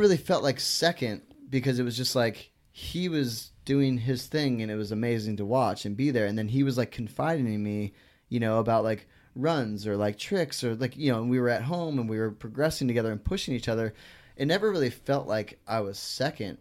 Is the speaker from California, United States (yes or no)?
yes; Northern California, United States; moved away; also born or lived in North Carolina; this Northern California kid